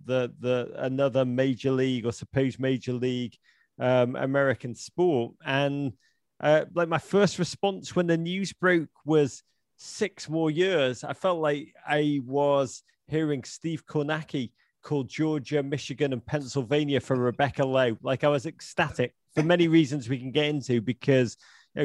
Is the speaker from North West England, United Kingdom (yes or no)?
yes; Liverpool, North West England, United Kingdom; moved away as an adult; now in United States; I'm a boy from Liverpool who came to America in the early 1990s